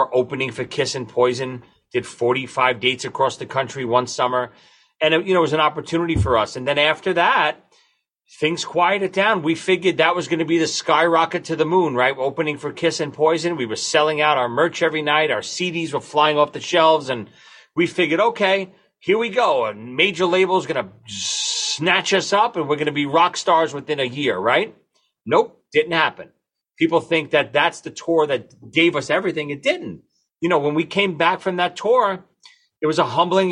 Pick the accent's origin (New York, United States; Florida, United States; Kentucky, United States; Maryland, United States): New York, United States; New York City; we're three morons from Brooklyn